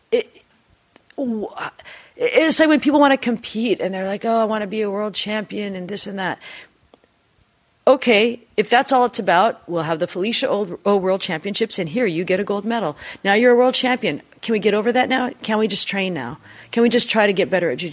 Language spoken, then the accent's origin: English; Seattle, Washington, United States; I grew up in Seattle.